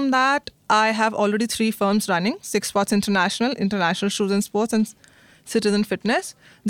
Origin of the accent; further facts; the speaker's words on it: New Delhi, Delhi, India; I'm from New Delhi, India.